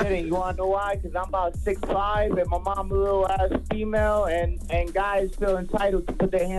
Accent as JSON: {"language": "English", "town": "Rochester", "region": "New York", "country": "United States", "said": "I'm from Rochester, New York."}